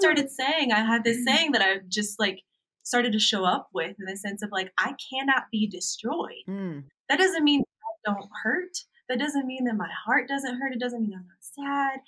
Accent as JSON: {"language": "English", "town": "Boston", "region": "Massachusetts", "country": "United States", "tie": "born or raised there", "moved": "as an adult", "said": "I grew up in Boston, Massachusetts, and I left my home and moved across the country"}